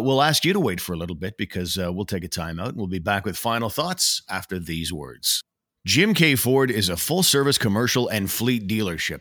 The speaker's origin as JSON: {"language": "English", "country": "Canada", "lives_now": "Ottawa, Canada", "said": "as a Canadian hockey fan, in a small market city, by the way, by comparison, in the city of Ottawa"}